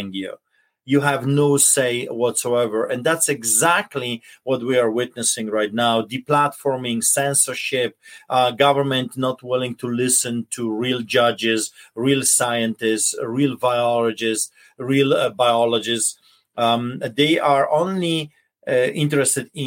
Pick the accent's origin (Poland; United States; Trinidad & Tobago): Poland; now in Canada; I grew up in Poland, a center of Europe, between the Germany and Russia and then Czechoslovakia.